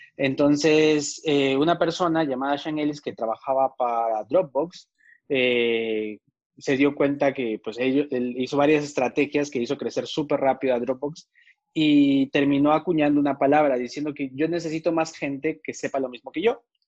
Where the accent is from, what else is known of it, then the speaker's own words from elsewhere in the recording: Peru; moved away as an adult; now in Medellín, Colombia; soy peruano